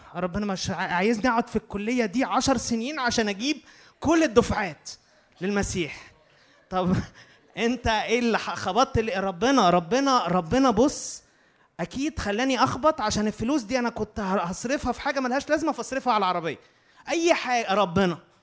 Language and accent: Arabic; Egypt; احنا مصريين